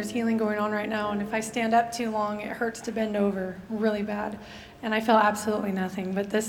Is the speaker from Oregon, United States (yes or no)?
yes; Rainier, Oregon, United States; from Rainier, Oregon.